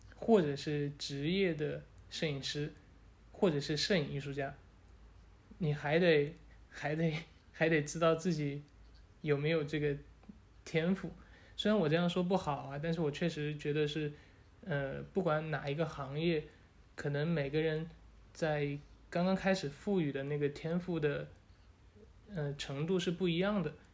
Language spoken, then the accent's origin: Chinese; Wuhan, Hubei, China; 我是土生土长的武汉人，我从外面回来